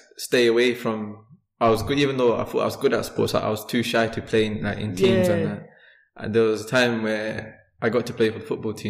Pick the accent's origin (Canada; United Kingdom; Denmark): United Kingdom; London; moved away as an adult; now in Sheffield, United Kingdom; I was born in London. In Ilford, East London